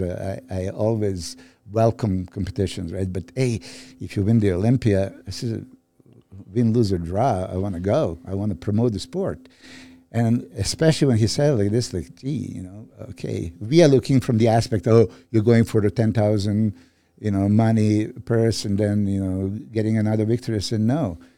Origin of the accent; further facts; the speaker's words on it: Serbia; moved away; I'm from Serbia